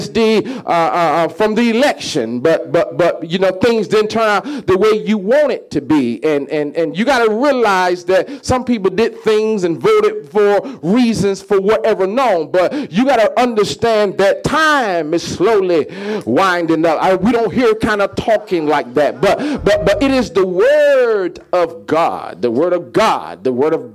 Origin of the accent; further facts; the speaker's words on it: Mississippi, United States; I'm from Mississippi